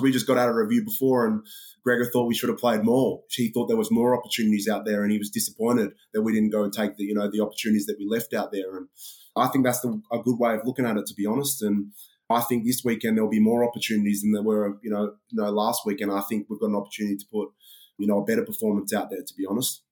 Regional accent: Melbourne, Victoria, Australia; moved away as an adult; now in Glasgow, United Kingdom; when I was growing up in Australia

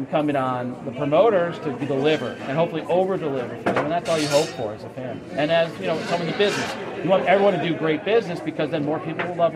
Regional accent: New York City, New York, United States; I'm a New Yorker

